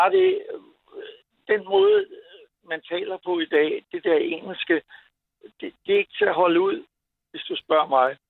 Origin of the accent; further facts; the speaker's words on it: Copenhagen, Capital Region of Denmark, Denmark; Nu er jeg københavner, men